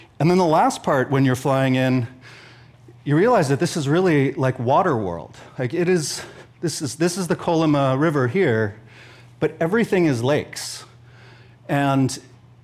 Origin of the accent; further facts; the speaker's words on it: Sausalito, California, United States; I grew up in Sausalito on houseboats